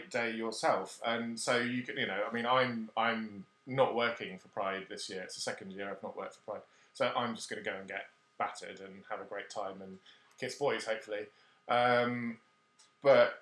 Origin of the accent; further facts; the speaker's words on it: Cornwall, South West England, United Kingdom; moved away as an adult; also born or lived in West Germany / Brighton; I grew up in Cornwall